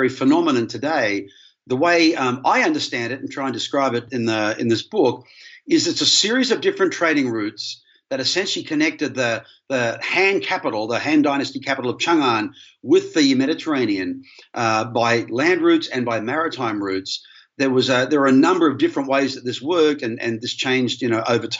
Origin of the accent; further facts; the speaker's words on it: Sydney, New South Wales, Australia; moved away as an adult; also born or lived in Brisbane, Australia / United Kingdom; now in Grand Rapids, United States; you might be able to hear from my accent. I was born in Australia, in Brisbane, lived in Sydney for much of my life. Most of my education was done in Sydney